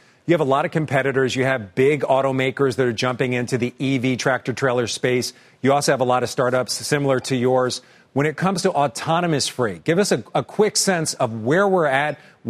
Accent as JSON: {"language": "English", "town": "Philadelphia", "region": "Pennsylvania", "country": "United States", "tie": "born or raised there", "said": "Oh, that's my hometown."}